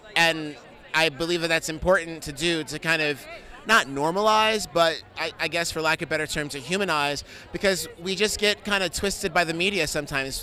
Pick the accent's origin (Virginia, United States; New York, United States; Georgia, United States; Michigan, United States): New York, United States; New York City; I'm from New York City